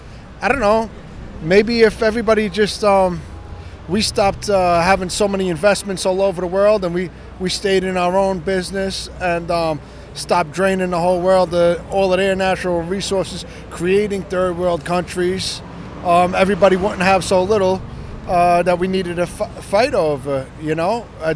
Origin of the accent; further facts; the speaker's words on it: New York City, New York, United States; I'm from Brooklyn, New York.